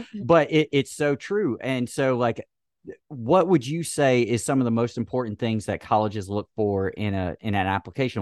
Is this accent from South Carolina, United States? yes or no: yes; Oconee County, South Carolina, United States; moved away; I was from Oconee County in South Carolina